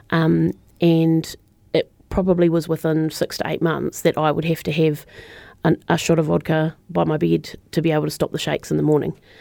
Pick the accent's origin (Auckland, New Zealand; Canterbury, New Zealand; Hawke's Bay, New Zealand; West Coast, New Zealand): Canterbury, New Zealand; Christchurch; moved away as an adult; I'm a Christchurch girl, born and bred. Um, so I didn't leave Christchurch actually until I was in my late twenties